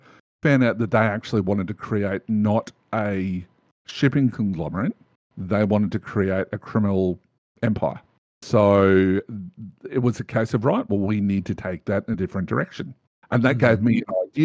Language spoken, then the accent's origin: English; Australia; I'm an Australian